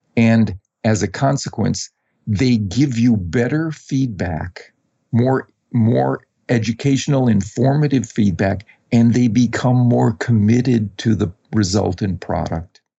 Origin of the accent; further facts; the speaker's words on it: Wisconsin, United States; I grew up in Wisconsin